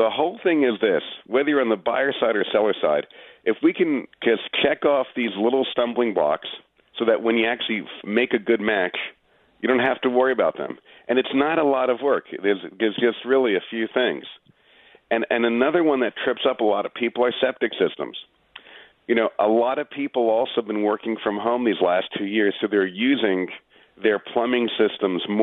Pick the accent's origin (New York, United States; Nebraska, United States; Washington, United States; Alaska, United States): New York, United States; Long Island; moved away as an adult; also born or lived in Manhattan, New York; now in Westchester, United States; I grew up in Long Island, then I lived in Manhattan, and now I'm in Westchester